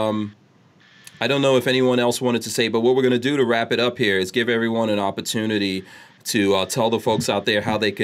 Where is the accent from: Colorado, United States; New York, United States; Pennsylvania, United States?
New York, United States; New York City; also born or lived in Guyana / Nigeria; now in Florida, United States; I grew up in New York